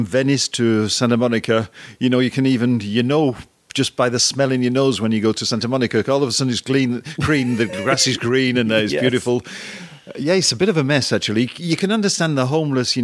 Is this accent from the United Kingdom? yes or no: yes; England, United Kingdom; moved away as an adult; also born or lived in France; now in United States; I'm English